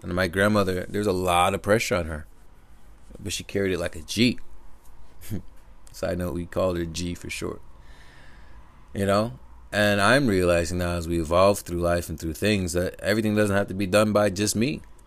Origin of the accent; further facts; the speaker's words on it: Connecticut, United States; I live in Connecticut, for those who don't know. And, or I grew up in Connecticut